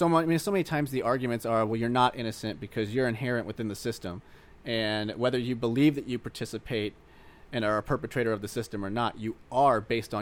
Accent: Missouri, United States; I grew up in Missouri. I'm just a Missourian.

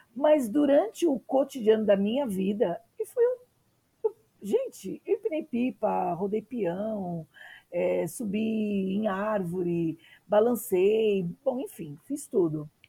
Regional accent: São Paulo, Brazil; nasci na periferia, em Arthur Alvim

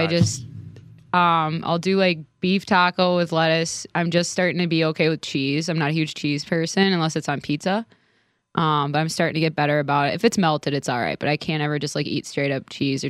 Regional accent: Midwest, United States; I'm from the Midwest.

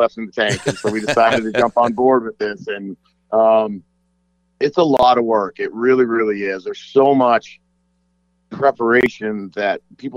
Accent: Las Vegas, Nevada, United States; I grew up here in Las Vegas

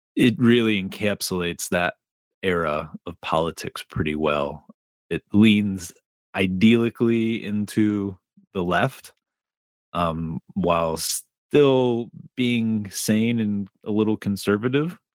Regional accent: Dearborn, Michigan, United States; we moved from Dearborn out into rural Michigan

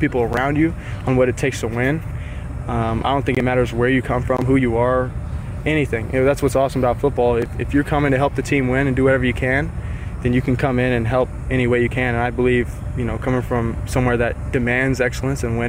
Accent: Salinas, California, United States; played at Salinas High School with Coach Zank

